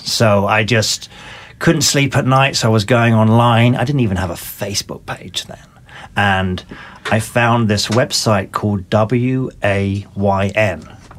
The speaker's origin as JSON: {"language": "English", "region": "South East England", "country": "United Kingdom", "accent": "mixture of North and South English", "said": "So my accent is a mixture of North and South."}